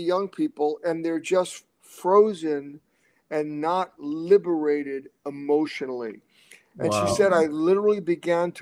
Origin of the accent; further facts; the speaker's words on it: New York City, New York, United States; I grew up in Brooklyn